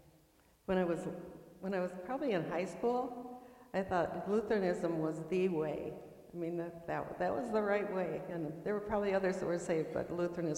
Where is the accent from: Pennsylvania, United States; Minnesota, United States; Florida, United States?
Minnesota, United States; near Windom; I grew up near Windham, Minnesota, on a farm